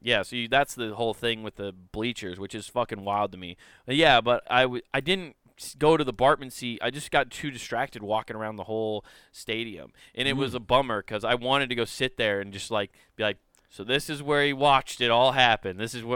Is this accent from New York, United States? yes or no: yes; Brooklyn, New York, United States; I'm from Brooklyn.